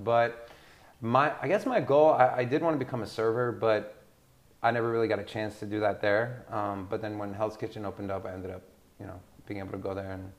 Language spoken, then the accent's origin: English; Sweden; born there; So I was born in Sweden.